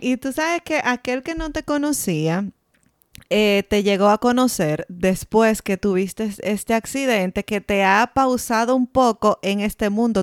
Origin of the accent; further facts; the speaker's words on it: Dominican Republic; moved away; nosotros salimos de RD, pero RD no ha salido de nosotros